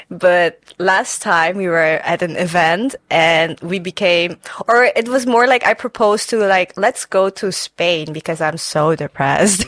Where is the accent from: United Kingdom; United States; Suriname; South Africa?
Suriname; now in Netherlands; I am not from China. I am from Suriname. I grew up there and I moved here four years ago.